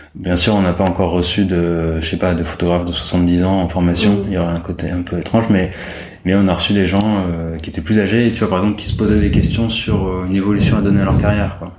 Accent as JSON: {"language": "French", "town": "Paris", "region": "Île-de-France", "country": "France", "tie": "born or raised there", "said": "j'ai grandi à Paris."}